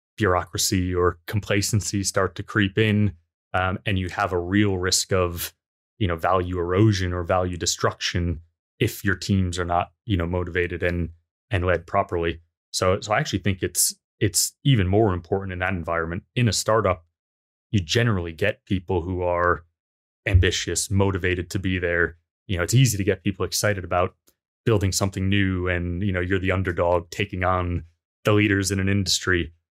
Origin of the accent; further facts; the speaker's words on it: United States; being American myself